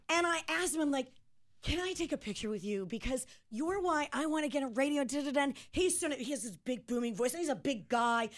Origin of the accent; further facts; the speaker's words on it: Cleveland, Ohio, United States; also born or lived in Akron; I grew up in Cleveland